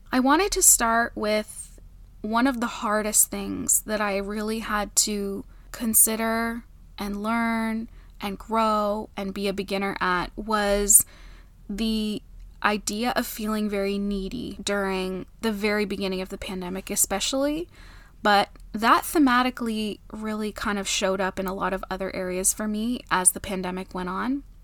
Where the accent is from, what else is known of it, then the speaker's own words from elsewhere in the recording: Canada; I'm Canadian